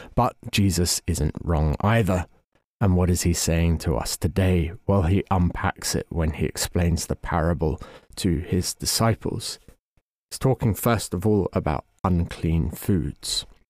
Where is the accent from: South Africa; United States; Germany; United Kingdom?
United Kingdom; England; as an Englishman